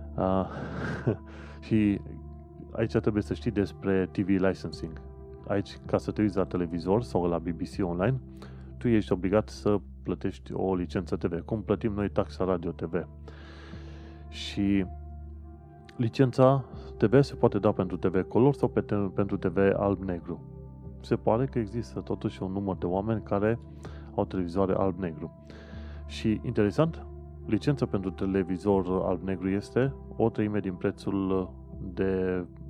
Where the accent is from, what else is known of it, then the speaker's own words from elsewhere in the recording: Sfântu Gheorghe, Covasna County, Romania; moved away as an adult; also born or lived in Brașov, Romania; now in London, United Kingdom; Eu mă numesc brașovean, de exemplu, dar de felul meu vin din Sfântul Gheorghe.